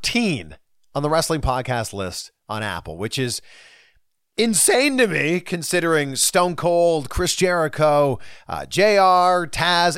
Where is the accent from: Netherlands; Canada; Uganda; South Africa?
Canada; my home country of Canada